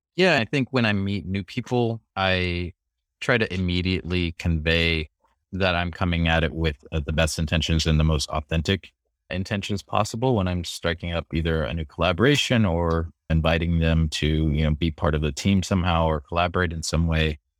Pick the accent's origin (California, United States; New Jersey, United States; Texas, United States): California, United States; moved away as an adult; also born or lived in Philippines / Washington, D.C.; I moved to California when I was four